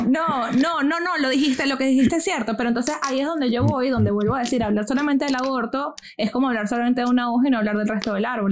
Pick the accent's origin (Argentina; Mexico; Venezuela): Venezuela; now in United States; colegio en Venezuela y vengo de clase media viviendo en los Estados Unidos.